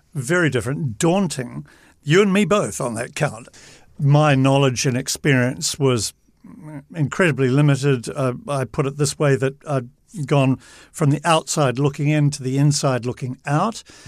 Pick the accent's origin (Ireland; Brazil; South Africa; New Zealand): New Zealand; As a New Zealander